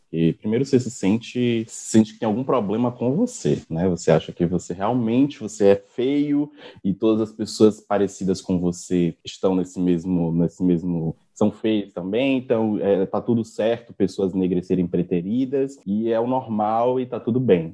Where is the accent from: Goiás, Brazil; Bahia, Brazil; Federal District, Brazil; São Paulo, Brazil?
Bahia, Brazil; Salvador; sou daqui de Salvador